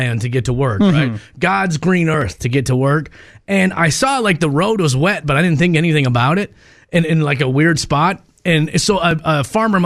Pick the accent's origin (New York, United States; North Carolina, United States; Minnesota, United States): Minnesota, United States; Minneapolis; I was born and raised in North Minneapolis